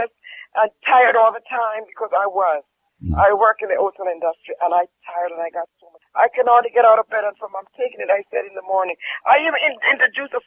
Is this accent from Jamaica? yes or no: yes; Jamaica